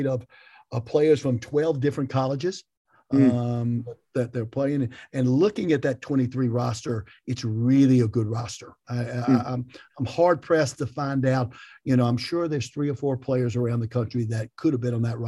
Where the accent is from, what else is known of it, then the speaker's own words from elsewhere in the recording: Greensboro, North Carolina, United States; I am from Greensboro